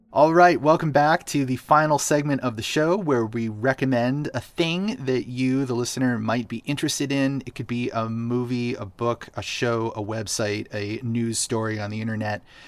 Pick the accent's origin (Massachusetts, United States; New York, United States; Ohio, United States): Massachusetts, United States; Boston; Boston, my hometown.